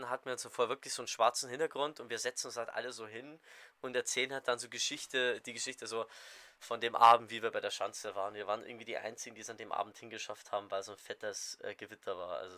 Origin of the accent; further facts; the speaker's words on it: Saxony, Germany; Aus Sachsen.